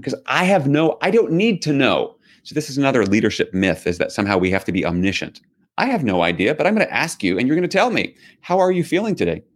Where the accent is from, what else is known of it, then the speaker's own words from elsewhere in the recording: New York City, New York, United States; I grew up in New York City.